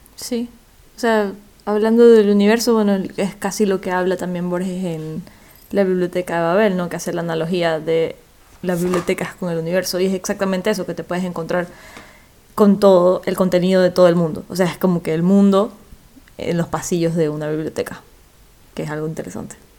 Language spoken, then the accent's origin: Spanish; Ecuador; vengo de Ecuador